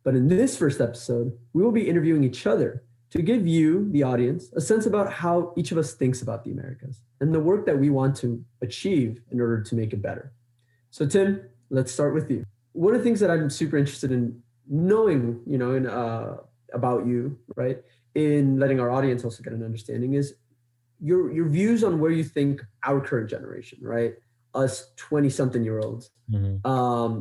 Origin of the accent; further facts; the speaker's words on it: Los Angeles, California, United States; also born or lived in Quito, Ecuador; I was born in Quito, but I grew up in Los Angeles.